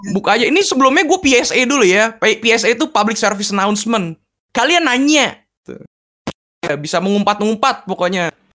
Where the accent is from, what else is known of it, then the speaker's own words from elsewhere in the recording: Jakarta, Indonesia; daerah terkeren nih, daerah saya, Tomang